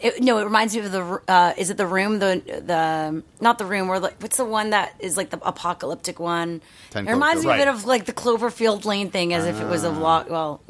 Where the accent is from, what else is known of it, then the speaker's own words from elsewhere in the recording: Canada; I'm Canadian.